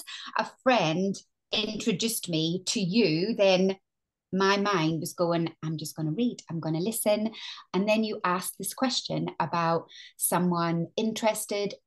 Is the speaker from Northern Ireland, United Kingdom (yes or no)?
yes; Northern Ireland, United Kingdom; moved away as an adult; also born or lived in London; now in England; as you can hear, I'm Northern Irish.